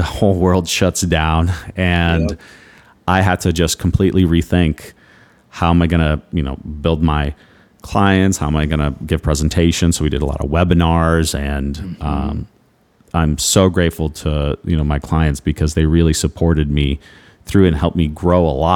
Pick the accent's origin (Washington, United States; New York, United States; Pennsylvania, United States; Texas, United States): Texas, United States; Houston; moved away as an adult; now in Naples, United States; my hometown, Houston